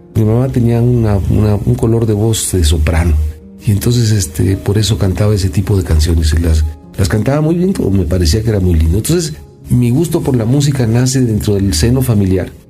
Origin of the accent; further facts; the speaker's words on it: Mexico; Yo soy un mexicano